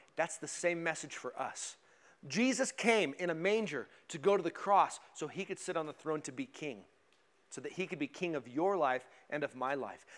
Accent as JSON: {"language": "English", "region": "Colorado", "country": "United States", "tie": "born or raised there", "said": "when I was a kid, uh, I grew up in Colorado"}